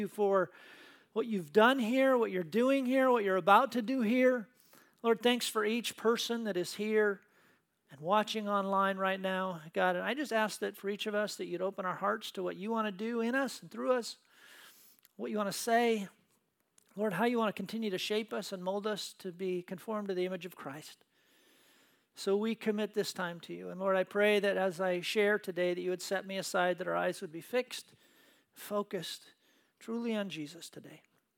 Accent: Tacoma, Washington, United States; Lisa and I grew up in the Tacoma area

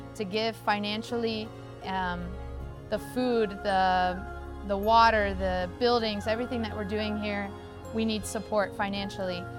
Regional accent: Kentucky, United States; moved away as an adult; now in Costa Rica; I'm from Kentucky

